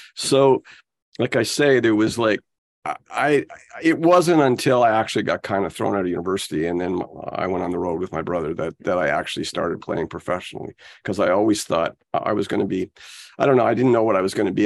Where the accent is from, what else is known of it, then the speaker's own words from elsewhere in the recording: Ottawa, Ontario, Canada; growing up in Ottawa was different than growing up in Toronto.